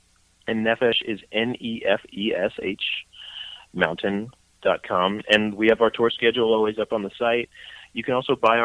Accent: Brooklyn, New York, United States; moved away as an adult; now in North Jersey, United States; as a kid growing up in Brooklyn, you could picture a little Jewish kid with curly wavy hair from Brooklyn with glasses.

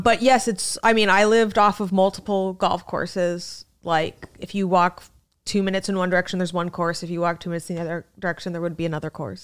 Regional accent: Scottsdale, Arizona, United States; moved away as an adult; now in New York City, United States; I'm from Scottsdale, the resort depart, the resort section of, of Arizona

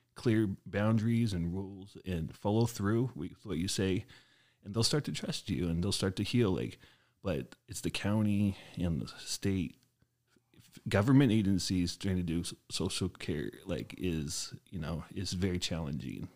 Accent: Portland, Oregon, United States; moved away as an adult; now in Wisconsin, United States; I grew up in Portland, Oregon the first twenty-five years of my life

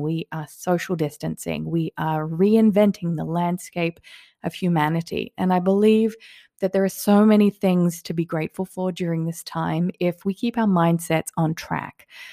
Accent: Australia; also born or lived in Sweden / England; now in Las Vegas, United States; I grew up in Australia. I lived in Sweden for a little while and in England

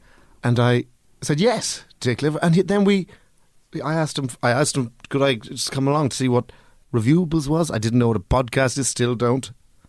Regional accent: Dundalk, County Louth, Ireland; Well, originally, obviously, I could tell by my accent, I'm from Dundalk

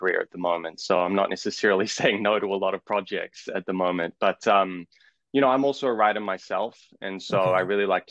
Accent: Auckland, New Zealand; I'm from Auckland, New Zealand

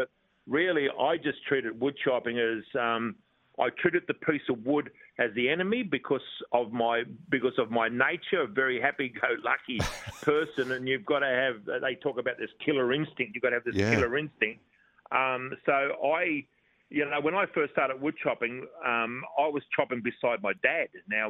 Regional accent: Australia

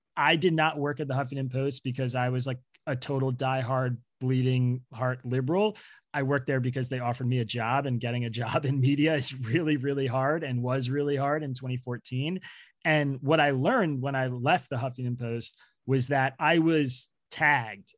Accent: Bucks County, Pennsylvania, United States; now in Brooklyn, United States; raised in Bucks County, Pennsylvania

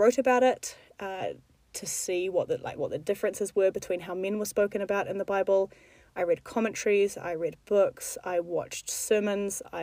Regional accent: New Zealand; moved away as an adult; now in Middle East; I'm from New Zealand.

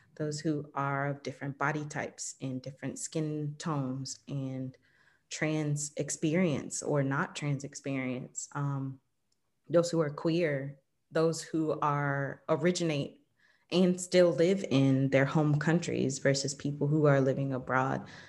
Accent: Southern Illinois, United States; moved away as an adult; also born or lived in Atlanta, Georgia / El Salvador / Jamaica; I was born in Illinois, Southern Illinois, uh, in a small town

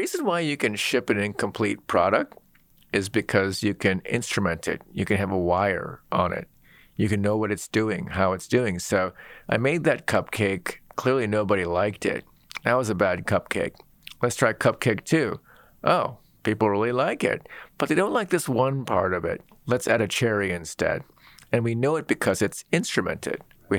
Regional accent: Seattle, Washington, United States; I grew up in Seattle.

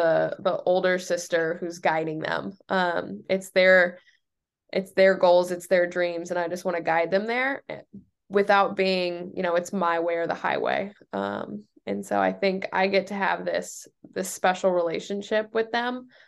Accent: Noblesville, Indiana, United States; moved away as an adult; also born or lived in Michigan; now in New Hampshire, United States; I'm from Indiana

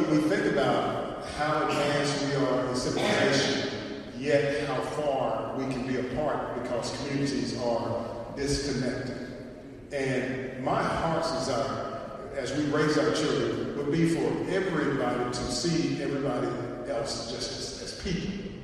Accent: Arkansas, United States; I'm from Arkansas

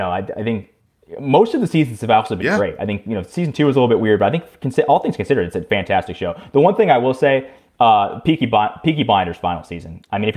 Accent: United States; I'm American

